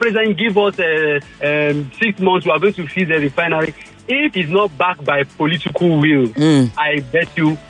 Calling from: Ikeja, Lagos, Nigeria; I'm calling from Ikeja.

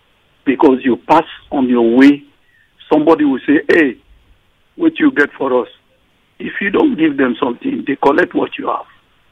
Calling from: Iju, Nigeria; I'm calling from Iju.

